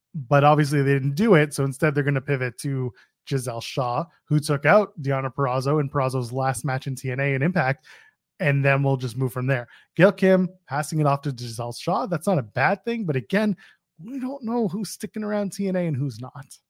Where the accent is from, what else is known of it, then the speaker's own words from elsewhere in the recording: Canada; we're Canadian